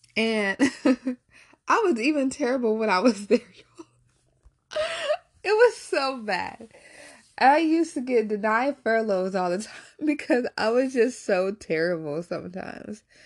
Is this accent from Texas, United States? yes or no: yes; Texas, United States; moved away; also born or lived in Warren, Ohio; I actually grew up in Texas